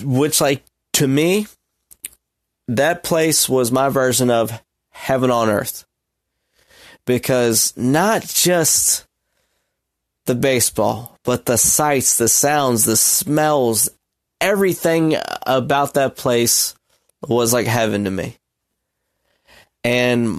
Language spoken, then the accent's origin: English; Baltimore, Maryland, United States; growing up in Baltimore, Maryland